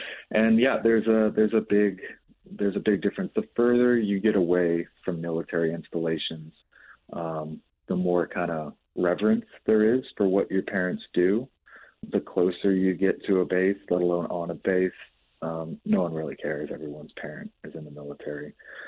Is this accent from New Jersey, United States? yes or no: no; Jacksonville, Florida, United States; also born or lived in Colorado / Texas; So we lived in Colorado for a time, lived in Texas, lived back in Colorado, spent most of our time growing up in Florida.